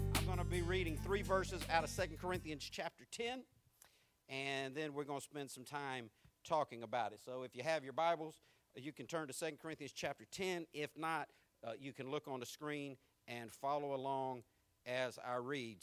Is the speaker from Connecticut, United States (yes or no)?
no; Jacksonville, Florida, United States; accent: country; also born or lived in San Diego, California / England; I learned to talk like this on the west side of Jacksonville